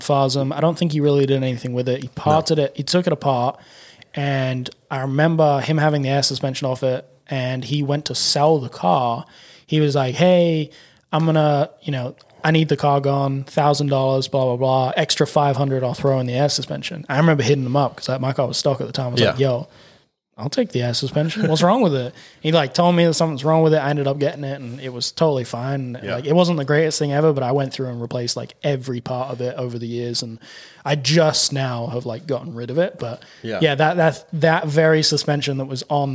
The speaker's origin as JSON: {"language": "English", "region": "England", "country": "United Kingdom", "moved": "yes", "lives_now": "United States", "said": "I was from England."}